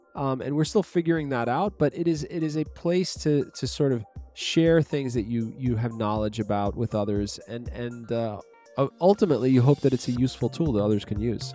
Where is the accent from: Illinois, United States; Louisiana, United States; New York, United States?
New York, United States; New York City; I grew up in Bay Ridge for many of my years